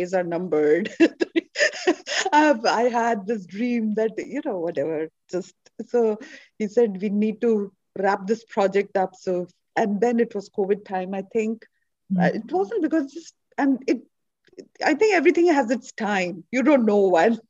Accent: India; moved away; I'm Indian

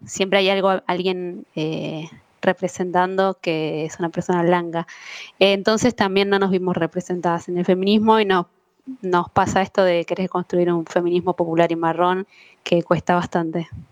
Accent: Argentina; soy argentina

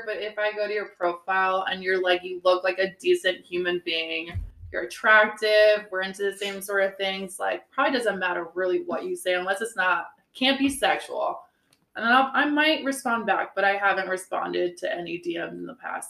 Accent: Transylvania, Romania; now in United States; I am from Transylvania, Romania. And yes, that is a real place.

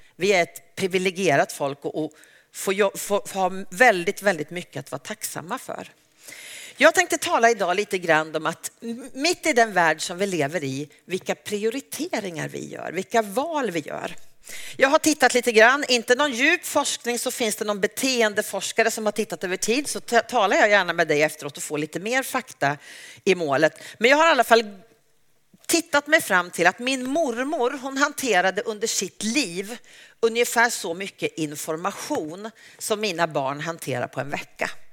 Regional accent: Uppsala, Uppsala County, Sweden; jag är en, missionär från Uppsala

